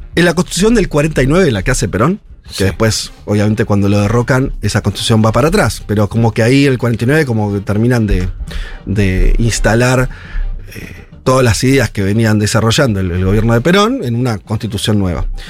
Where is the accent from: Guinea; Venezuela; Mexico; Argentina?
Argentina